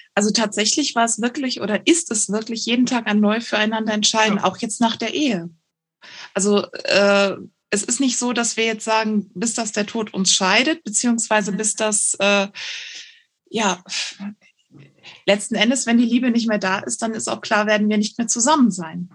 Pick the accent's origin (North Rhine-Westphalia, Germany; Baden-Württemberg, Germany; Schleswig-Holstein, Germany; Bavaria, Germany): North Rhine-Westphalia, Germany; Cologne area; moved away; also born or lived in northern Germany; wir kommen halt ursprünglich aus dem Kölner Bereich